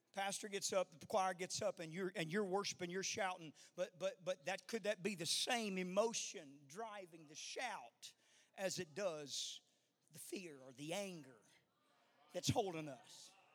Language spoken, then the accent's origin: English; the South, United States; I'm not from this far north